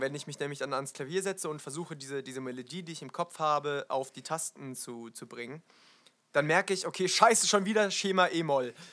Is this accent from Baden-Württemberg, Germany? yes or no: yes; Wiesloch, Baden-Württemberg, Germany; ein Stadtteil in äh, Wiesloch, also meinem Heimatdorf